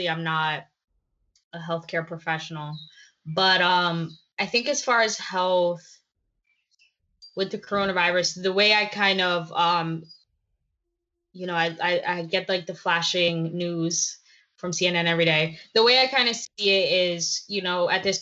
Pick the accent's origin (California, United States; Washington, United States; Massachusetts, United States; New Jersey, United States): New Jersey, United States; I'm from New Jersey.